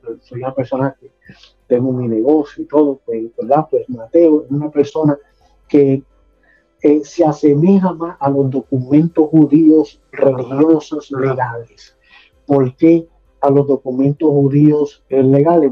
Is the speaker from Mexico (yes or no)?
no; San Lorenzo, Puerto Rico; also born or lived in Caguas, Puerto Rico / West Palm Beach, Florida; now in Florida, United States; Nací en la bella ciudad de a Puerto Rico, soy cagüeño, me crié en San Lorenzo y también me crié acá en West Palm Florida.